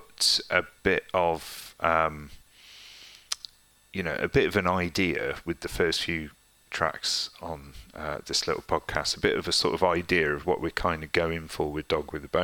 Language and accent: English; Worcester, West Midlands, United Kingdom; we're from Worcester